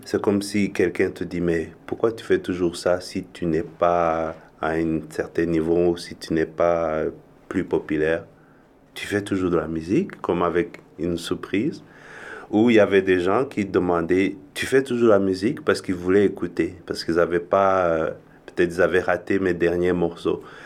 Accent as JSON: {"language": "French", "country": "Rwanda", "also_born_or_lived": "Europe", "moved": "yes", "said": "je viens originellement du Rwanda, j'ai vécu un peu en Europe"}